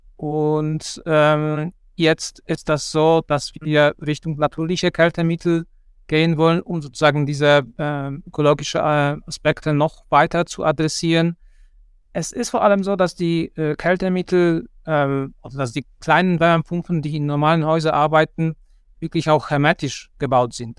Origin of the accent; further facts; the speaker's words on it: Poland; moved away as an adult; also born or lived in Kassel, Germany; now in Germany; ich komme ursprünglich aus Polen und dort habe ich Ingenieurbauwesen studiert.